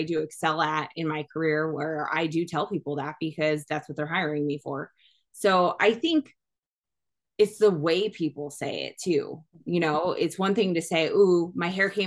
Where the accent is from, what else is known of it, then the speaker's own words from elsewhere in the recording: New York, United States; now in Arizona, United States; I'm very East Coast. I'm from New York